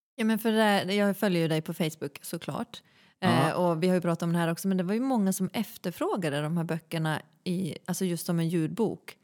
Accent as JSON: {"language": "Swedish", "town": "Malå", "region": "Västerbotten County", "country": "Sweden", "tie": "born or raised there", "moved": "yes", "said": "jag är från en liten kommun snarlik Nordanstigs kommun. Mm. Eh, en kommun som heter Malå"}